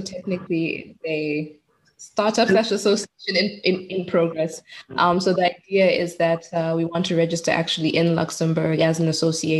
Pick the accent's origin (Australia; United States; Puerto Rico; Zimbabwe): Zimbabwe; also born or lived in Botswana / Cyprus / Netherlands; I'm originally from Zimbabwe. That's where I was born. But I spent most of my childhood in Botswana, actually, and then my high school years in Zimbabwe.